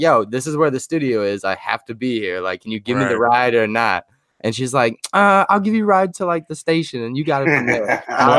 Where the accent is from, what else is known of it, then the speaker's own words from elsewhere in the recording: Huntington, United States; moved away; back home where I'm from in Huntington.